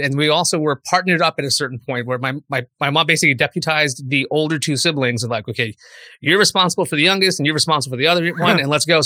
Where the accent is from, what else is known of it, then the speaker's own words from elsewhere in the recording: New York City, New York, United States; moved away as an adult; also born or lived in Brooklyn / Boston; Growing up in Queens